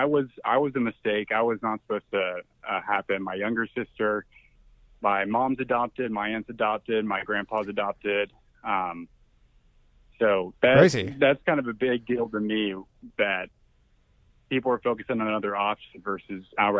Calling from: Texas, United States; Hey, this is a red state. We're in Texas, baby.

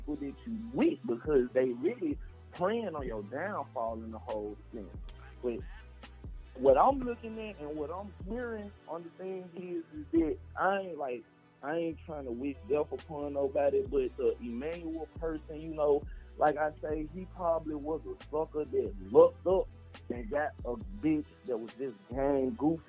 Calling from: Memphis, Tennessee, United States; Man, right now I'm calling from Memphis 10, where they getting it in.

